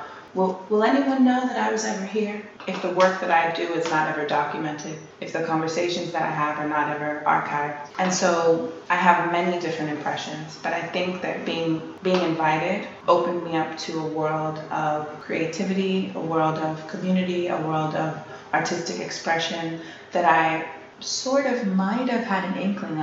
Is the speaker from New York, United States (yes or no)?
yes; New York City, New York, United States; also born or lived in Harlem / Manhattan; I was born and bred in New York and grew up in Brooklyn and lived in Harlem for many years and have lived in Manhattan most of my life